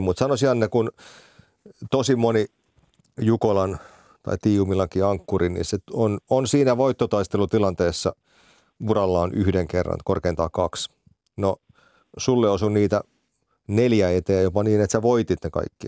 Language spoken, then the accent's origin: Finnish; Finland; kotikaupunkini seura Rastikarhut